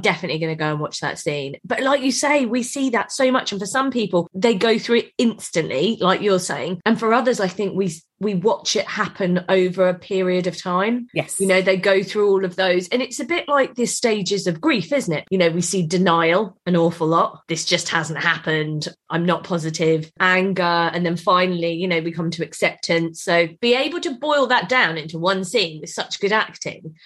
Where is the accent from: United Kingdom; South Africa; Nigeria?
United Kingdom; Eastbourne, South East England; I'm from Eastbourne